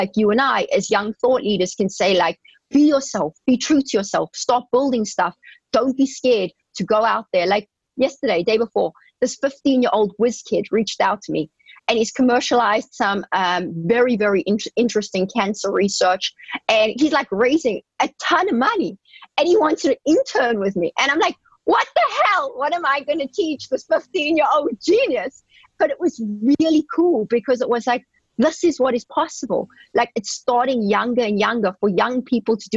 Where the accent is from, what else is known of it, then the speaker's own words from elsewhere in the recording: South Africa; moved away as an adult; I grew up in South Africa, as you know, and we never had exposure to this kind of thing